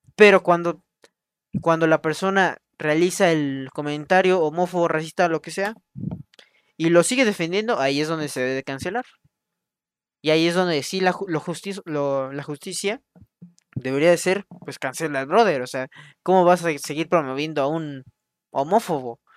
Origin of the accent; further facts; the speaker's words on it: Mexico; somos de México